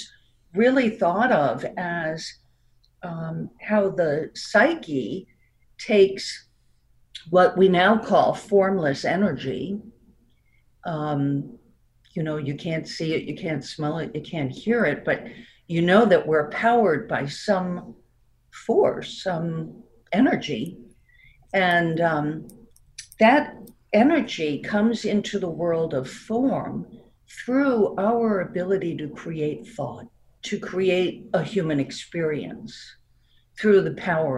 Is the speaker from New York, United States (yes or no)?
yes; New York, United States; accent: New York; also born or lived in Florida; now in Connecticut, United States; I still have my New York accent